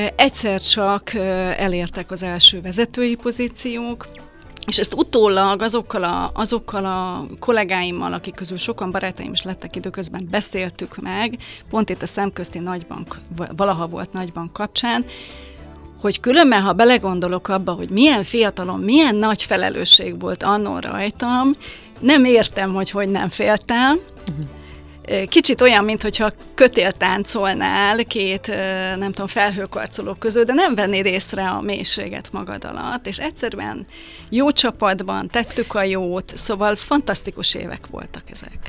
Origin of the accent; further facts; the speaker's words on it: Hungary; moved away as an adult; aki bár 50 kilométerre éltem Budapesttől